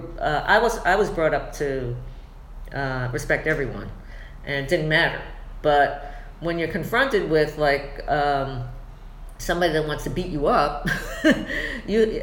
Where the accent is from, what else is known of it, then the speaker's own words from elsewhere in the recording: New York City, New York, United States; moved away as an adult; also born or lived in Soho; now in New Jersey, United States; I grew up on Ocean Parkway. Few blocks from the park, Prospect Park